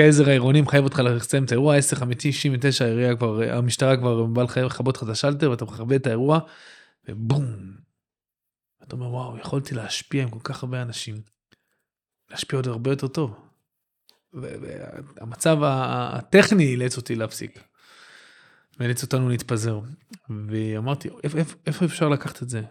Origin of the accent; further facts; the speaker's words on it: Netanya, Central District, Israel; גדלתי בנתניה